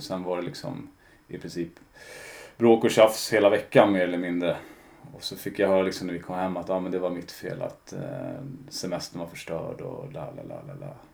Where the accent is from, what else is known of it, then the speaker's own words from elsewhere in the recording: Stockholm, Stockholm County, Sweden; jag är uppvuxen i Kälvesta